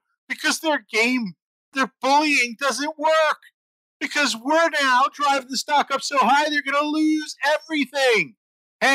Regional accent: United States; I grew up in the New York, New Jersey middle class area

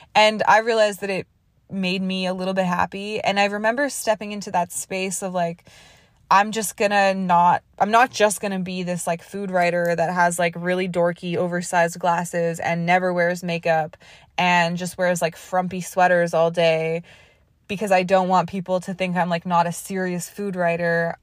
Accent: Canada; moved away; also born or lived in Toronto; being Canadian or, like, the way I was raised

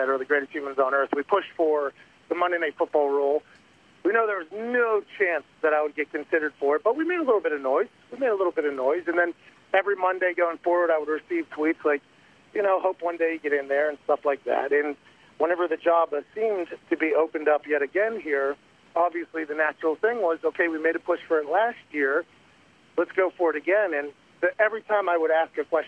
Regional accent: Pittsburgh, Pennsylvania, United States; we grew up in Pittsburgh

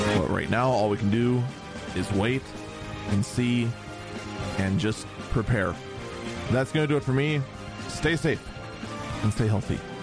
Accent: United States; as an American

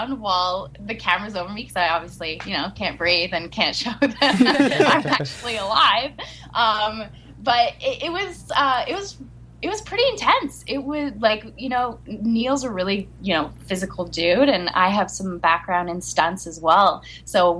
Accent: Montreal, Quebec, Canada; we're both from Montreal

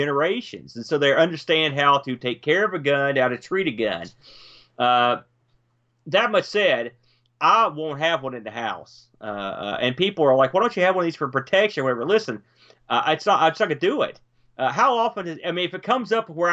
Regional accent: West Virginia, United States; also born or lived in New Jersey (Jersey Shore); I'm a transplanted to West Virginia via, I was born and spent 5 or 6 years in New Jersey before we moved here, but haven't been here this long. I guess I'm a proud West Virginian.

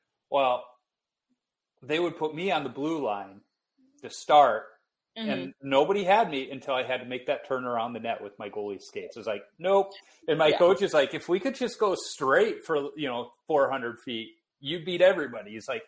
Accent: Minnesota, United States; Oh, yeah. I'm from Minnesota. Of course, we know what a Herbie is.

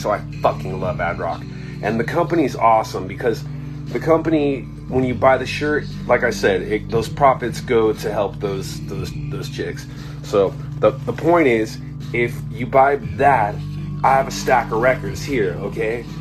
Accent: Irvine, California, United States; also born or lived in Anaheim; I grew up basically in Irvine. I mean, I started out in Anaheim, but I, I really ended up in, in Irvine, which is a, a, suburb of Southern California

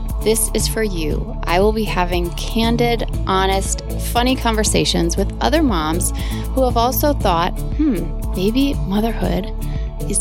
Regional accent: Wisconsin, United States; born or raised there

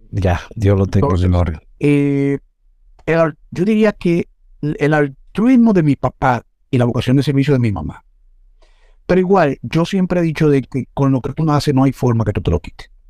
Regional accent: Santo Domingo, Distrito Nacional, Dominican Republic; Nací en Cibajuana, en la licenciado Arturo Logroño 53, la calle 18, 53, es esquina Juan Un corazón de, de la parte comercial de lo que es la ciudad de Santo Domingo.

